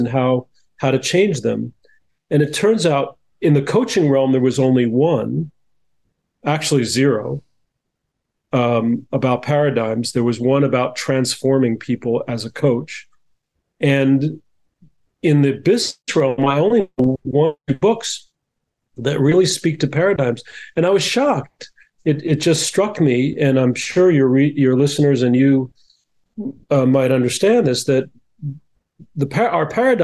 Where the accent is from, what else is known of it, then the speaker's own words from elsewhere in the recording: New Jersey, United States; now in California, United States; I grew up in New Jersey, which has similar weather, but not as hot.